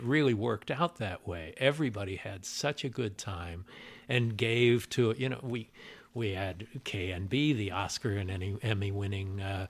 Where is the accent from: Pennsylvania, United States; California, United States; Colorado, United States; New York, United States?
California, United States; Los Angeles; born there; And I was born in Los Angeles.